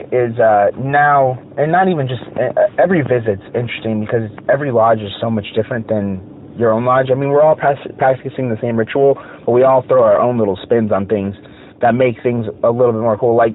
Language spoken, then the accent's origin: English; United States; I love being an American.